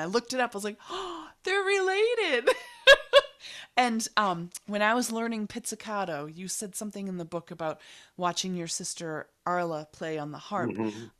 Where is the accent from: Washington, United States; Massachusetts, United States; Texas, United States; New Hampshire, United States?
Massachusetts, United States; Boston; So I grew up in Boston, and I'm still in Boston.